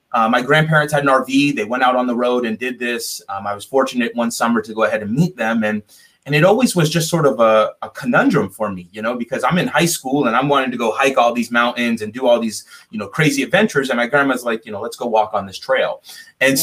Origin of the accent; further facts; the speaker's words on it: South Florida, United States; I'm from South Florida originally.